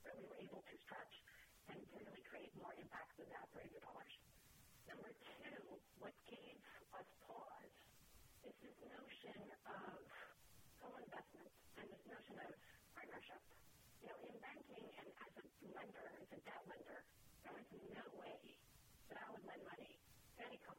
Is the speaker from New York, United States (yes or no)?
yes; New York, United States; And I, being a New Yorker, I think, you know, we hustle, you know, and we follow up